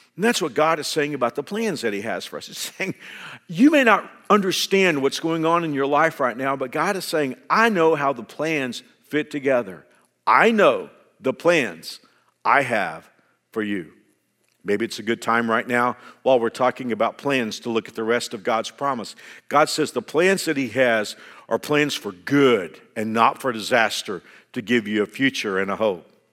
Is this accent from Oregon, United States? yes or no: no; Fort Worth, Texas, United States; also born or lived in Houston; my home church in Fort Worth had been after me for a long time to come and serve on that staff. And it was a church where my dad pastored, and they had watched me grow up